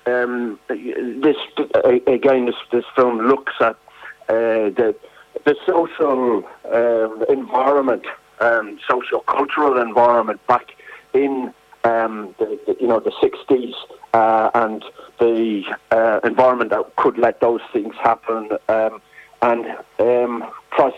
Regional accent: Drogheda, Leinster, Ireland; my hometown, Drogheda

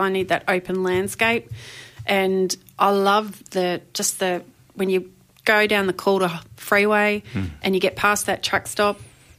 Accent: Tecoma, Victoria, Australia; also born or lived in Mentone, Victoria / Mordialloc, Victoria; I moved back to where I grew up in Tacoma, which is down in the Dandenong Ranges, near Puffing Billy

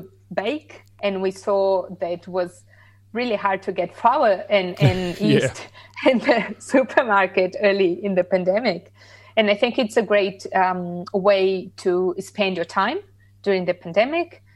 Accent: Laguna, Santa Catarina, Brazil; now in Australia; So my hometown is called Laguna, is in the south of Brazil. It's a little town by the coast

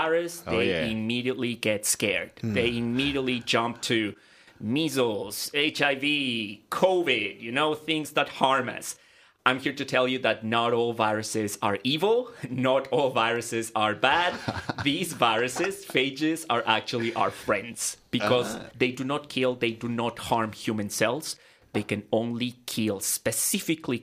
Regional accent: Ecuador; moved away as an adult; now in Australia; I'm originally from Ecuador, and back in Ecuador, I graduated as a medical doctor

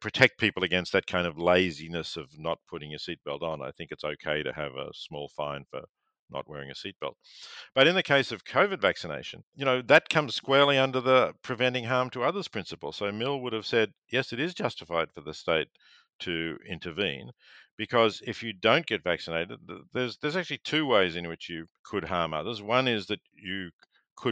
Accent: Victoria, Australia; Growing up in Victoria

